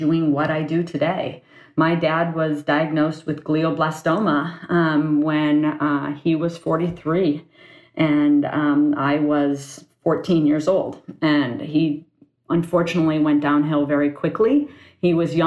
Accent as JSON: {"language": "English", "town": "Ann Arbor", "region": "Michigan", "country": "United States", "tie": "born or raised there", "also_born_or_lived": "San Francisco Bay Area, California", "moved": "as an adult", "said": "I was born and raised in Ann Arbor, Michigan."}